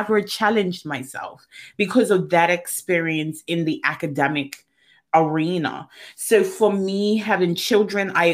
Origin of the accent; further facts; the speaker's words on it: Bermuda; I grew up in Bermuda